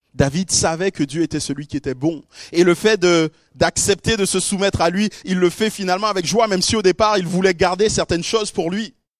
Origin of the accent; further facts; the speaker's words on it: Guadeloupe; chez moi en Guadeloupe, qui est une toute petite île perdue là au, milieu de l'océan Atlantique